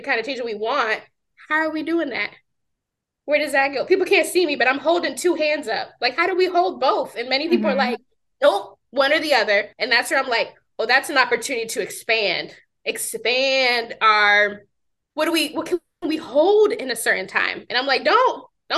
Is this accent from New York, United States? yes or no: yes; New York, United States; I'm from New York